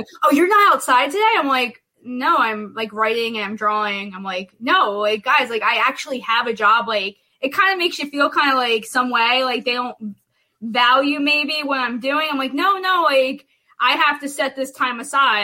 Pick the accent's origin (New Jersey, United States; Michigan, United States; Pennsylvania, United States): New Jersey, United States; I'm from South Jersey. I live right on, on the same street the Jersey Devil was born on